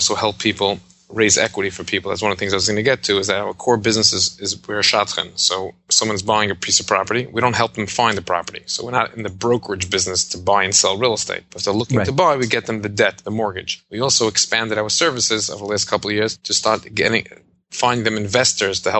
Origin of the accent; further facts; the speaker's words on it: New York City, New York, United States; also born or lived in Jerusalem; I was born and grew up in Brooklyn, New York.